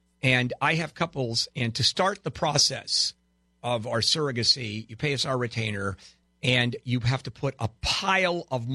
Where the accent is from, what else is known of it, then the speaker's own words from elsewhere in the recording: Brazil; moved away; I was born in Brazil. I speak Portuguese.